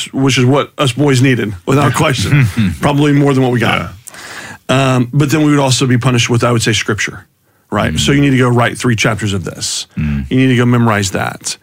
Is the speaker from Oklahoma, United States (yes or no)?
no; Houston, Texas, United States; I was raised in Houston by two parents that genuinely loved us kiddos